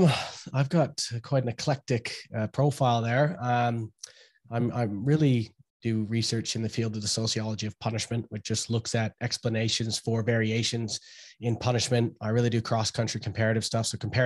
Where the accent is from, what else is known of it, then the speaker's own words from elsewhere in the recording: Canada; Yeah, well, trick-or-treating, obviously. Everyone wants candy, and trick-or-treating is the big deal, picking your outfit for that year.